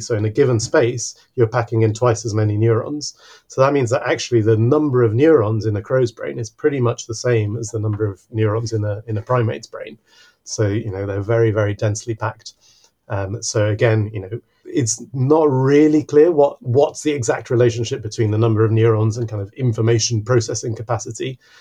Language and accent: English; Mexico City, Mexico; now in Exeter, United Kingdom; I actually grew up in in a huge city. I grew up in Mexico City.